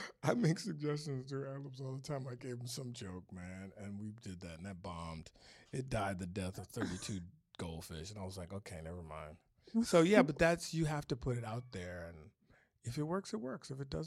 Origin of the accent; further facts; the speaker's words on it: Detroit, Michigan, United States; Then he didn't find out till later that I was from Detroit.